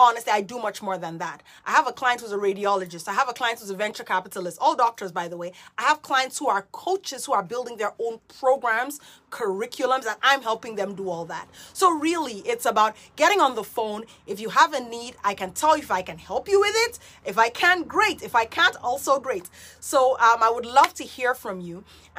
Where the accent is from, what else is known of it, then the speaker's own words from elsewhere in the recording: Nigeria; also born or lived in Guyana / United Kingdom; I am Nigerian. I'm Nigerian, Guyanese, born British, born transplant, third culture kid, whatever.